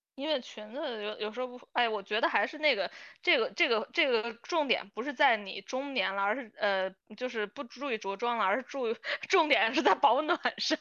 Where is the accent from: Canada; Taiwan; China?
China; 像我们就是从小长大，其实虽然身在中国